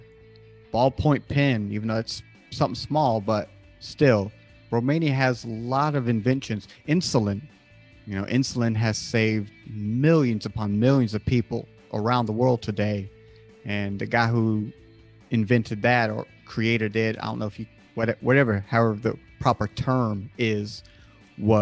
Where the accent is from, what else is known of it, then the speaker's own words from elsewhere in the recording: United States; I'm from America